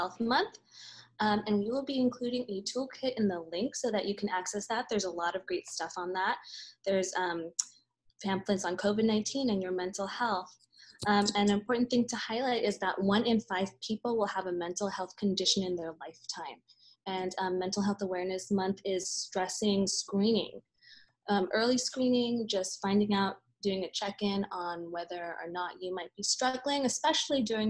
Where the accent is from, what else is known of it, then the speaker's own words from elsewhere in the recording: Los Angeles, California, United States; I was born and raised in California.